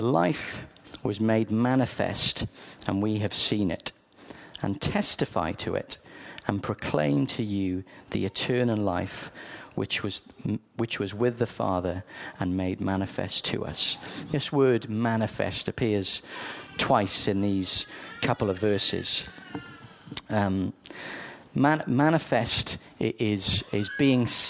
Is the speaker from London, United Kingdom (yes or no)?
no; South Wales, United Kingdom; I grew up in South Wales